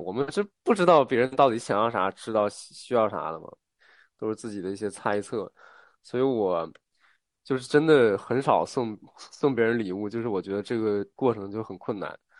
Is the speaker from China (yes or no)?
yes; northern China, China; 我是一个北方人嘛